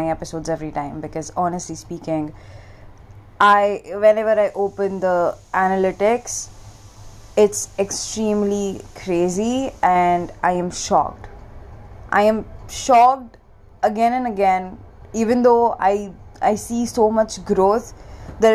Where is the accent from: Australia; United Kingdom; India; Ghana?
India; also born or lived in Mumbai; I'm an Indian. I stay in India. I'm in Mumbai right now.